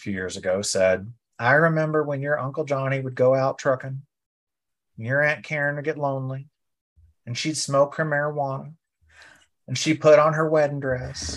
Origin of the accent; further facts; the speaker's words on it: Guthrie, Oklahoma, United States; I grew up in Guthrie, Oklahoma on Lake Liberty